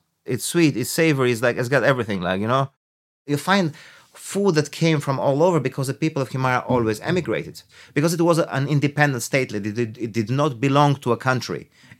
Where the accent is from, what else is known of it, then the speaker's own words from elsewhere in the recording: Greece; also born or lived in Tirana, Albania; now in Ireland; I am a chef. I was born in Albania. I was raised in Greece. And I've spent actually the longest part of my life in Ireland.